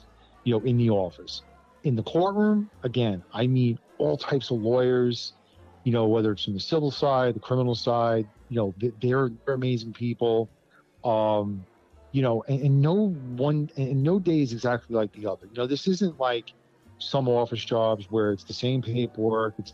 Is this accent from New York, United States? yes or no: yes; New York City, New York, United States; I grew up in the Bronx.